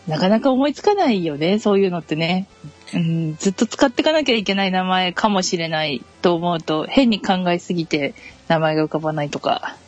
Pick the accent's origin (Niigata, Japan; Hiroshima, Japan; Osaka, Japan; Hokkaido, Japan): Hokkaido, Japan; moved away as an adult; now in Kanagawa, Japan; 出身は北海道です